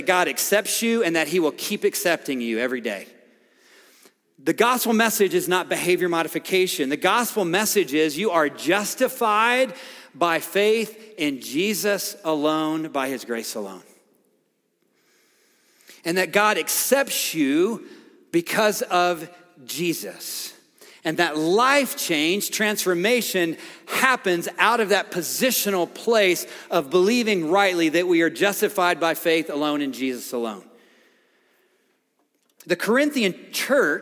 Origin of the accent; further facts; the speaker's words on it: a little farm town outside of Nashville, Tennessee, United States; I grew up in Nashville, Tennessee, a little farm town outside of Nashville